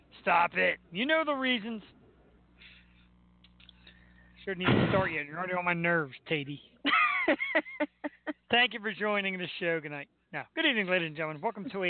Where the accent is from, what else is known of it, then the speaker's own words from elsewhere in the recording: Philadelphia, Pennsylvania, United States; That's Philly, man. That's what happens. We come from Philly, and we bring you the world.